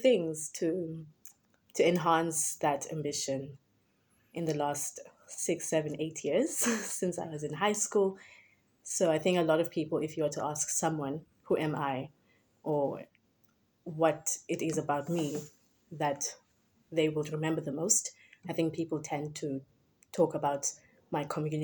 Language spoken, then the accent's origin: English; Cape Town, Western Cape, South Africa; So I was born and raised in the Western Cape, specifically Ekhayelitsha, is where I grew up.